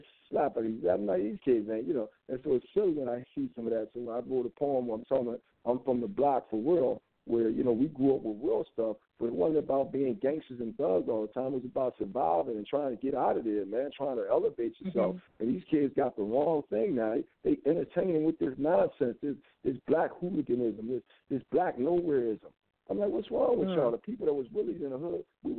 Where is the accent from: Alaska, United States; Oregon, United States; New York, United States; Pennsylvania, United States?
Pennsylvania, United States; Philadelphia; I grew up in Philadelphia during the 70s